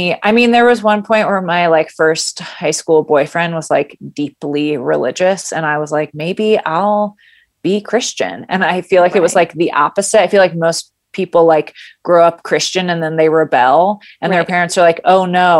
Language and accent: English; Grand Rapids, Michigan, United States; also born or lived in California; I was born and raised in Grand Rapids